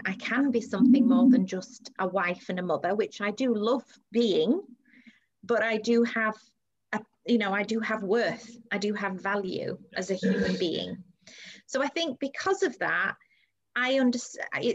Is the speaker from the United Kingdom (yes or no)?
no; Saudi Arabia; moved away; I grew up in Saudi Arabia